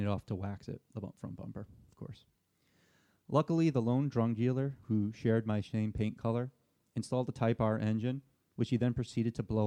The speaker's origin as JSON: {"language": "English", "town": "Port Chester", "region": "New York", "country": "United States", "tie": "born or raised there", "said": "my hometown of Port Chester, New York"}